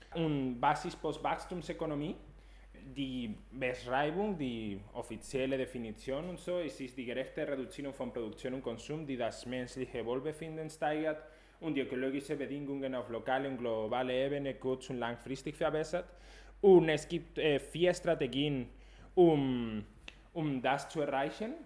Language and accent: German; Spain; German is a second language; now in Germany; Ich komme aus Spanien